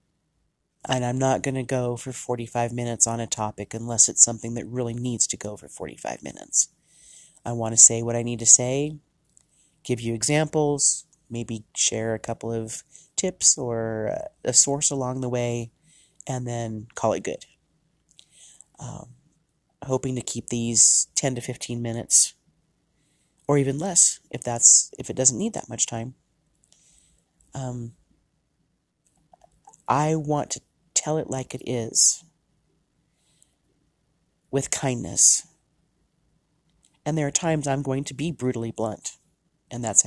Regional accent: United States; I am from the United States

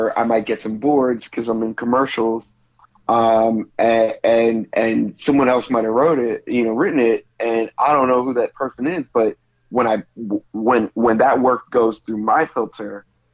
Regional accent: United States; now in Brooklyn, United States; I'm from a Jamaican assimilated community just outside of Washington, D.C. Yeah, just kind of born and raised by the West, you know, in the culture

